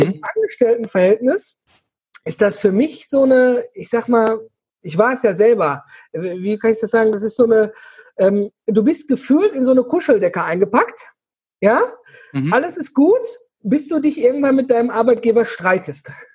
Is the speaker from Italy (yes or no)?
no; Ruhr area and Rhineland, North Rhine-Westphalia, Germany; wir kommen hier aus, äh, aus dem Ruhrgebiet und Rheinland drumherum